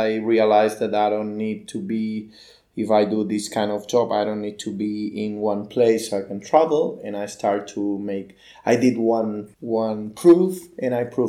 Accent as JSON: {"language": "English", "town": "Barcelona", "region": "Catalonia", "country": "Spain", "said": "So I started with the website design like 15 years ago in Barcelona City. I'm from Barcelona."}